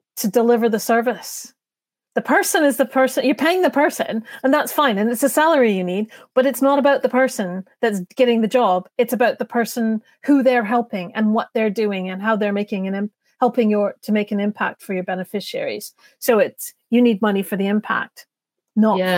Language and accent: English; Canada; accent: North American; now in United Kingdom; now I come from Canada